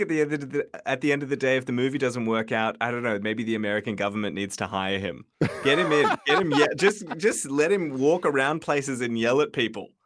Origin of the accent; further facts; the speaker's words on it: Sydney, New South Wales, Australia; I grew up in Marubra